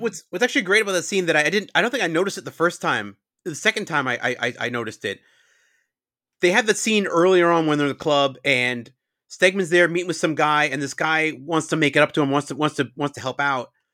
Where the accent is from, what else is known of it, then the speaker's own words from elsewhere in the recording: New York suburbs, United States; I'm from New York, but I grew up in the suburbs